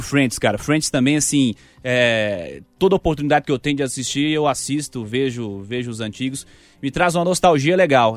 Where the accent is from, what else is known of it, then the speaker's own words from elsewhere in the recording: Belo Horizonte, Minas Gerais, Brazil; sou aqui de Belo Horizonte, nascido em Belo Horizonte